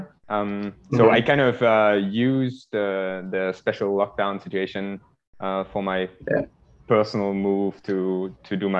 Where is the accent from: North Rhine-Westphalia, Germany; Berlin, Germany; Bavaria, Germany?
North Rhine-Westphalia, Germany; close to Düsseldorf; moved away as an adult; now in Zurich, Switzerland; I come originally from Germany, close to Düsseldorf. And I live in Switzerland now, in Zurich, since 6 years.